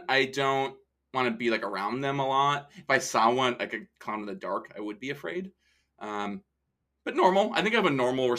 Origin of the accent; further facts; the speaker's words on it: Minnesota, United States; I'm from Minnesota